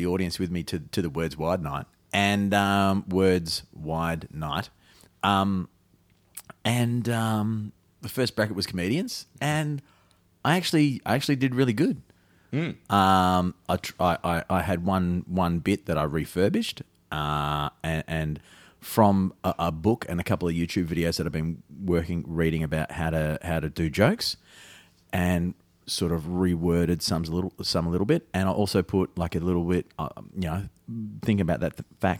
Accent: Armidale, New South Wales, Australia; I'm from Armidale

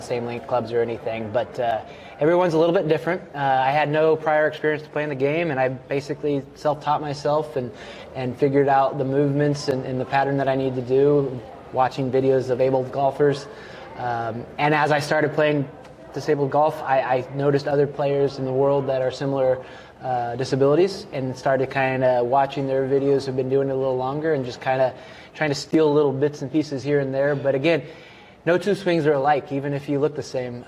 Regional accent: Kansas, United States; moved away as an adult; also born or lived in Greece; now in Salem, Oregon, United States; I was born in Greece, and then uh, grew up in Kansas

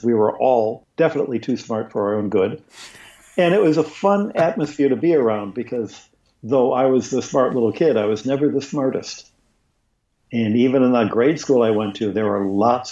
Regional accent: Detroit, Michigan, United States; moved away as an adult; now in Vatican City; I'm originally from Detroit. I tell people I grew up north of Canada, which is true of that little part of Detroit where I used to live many years ago

